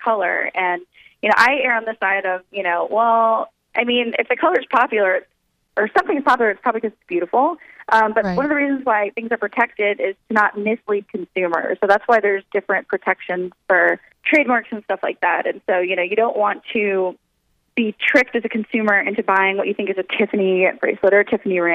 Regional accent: Southern California, United States; I was born in Southern California

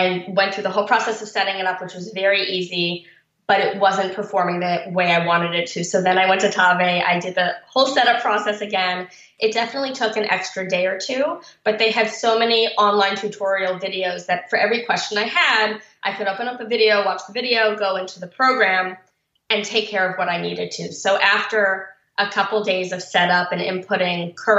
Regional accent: Baltimore, Maryland, United States; I grew up in Baltimore

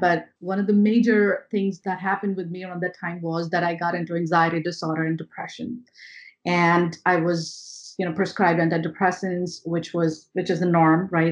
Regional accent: India; moved away as an adult; now in New York, United States; I'm not born and brought up in America. I'm born and brought up in India

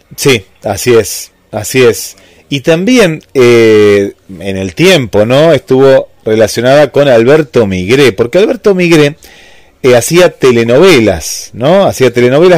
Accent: Argentina; aquí de, nuestro país

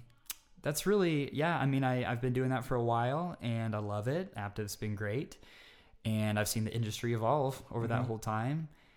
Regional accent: Texas, United States; now in Utah, United States; I'm from all over the place. I grew up kind of in Texas, but due to family jobs and things, we moved around all over.

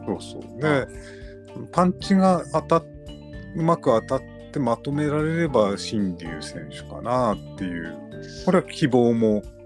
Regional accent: Sendai, Miyagi, Japan; 地元のレスリングの名門から結構プロレスに転向してる人も結構構いますね。

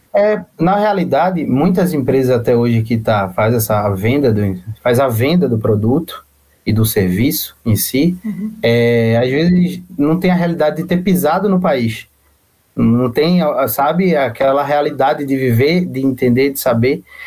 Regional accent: Recife, Pernambuco, Brazil; moved away as an adult; now in Cork, Ireland; eu também sou, sou de Recife, eu venho daí

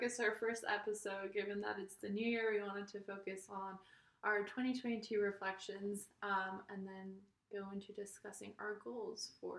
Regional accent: California, United States; also born or lived in Poland / Massachusetts; I'm from California, Talia's from New York, and we both went to school in Massachusetts. We met there through our sorority, and we ended up both moving back to California

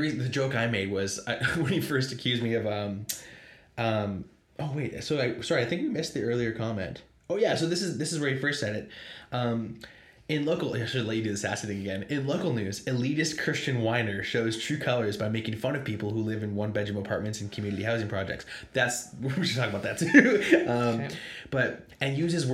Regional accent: Pacific Northwest, United States; we're from the Pacific Northwest.

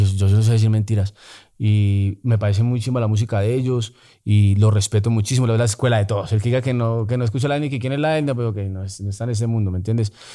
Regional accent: Bogotá, Colombia; also born or lived in Medellín; Me crié como por la 80 en el Garcés Navas, eh, por Lunir, luego por con Subsidio.

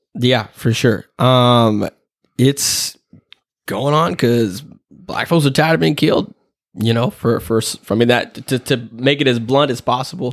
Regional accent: the South, United States; moved away; I grew up in the South

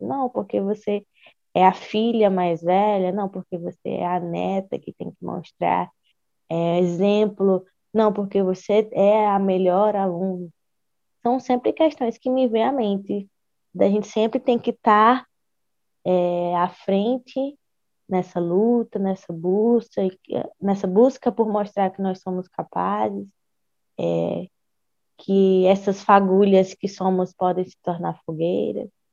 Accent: Ceará, Brazil; enquanto mulher, enquanto cearense

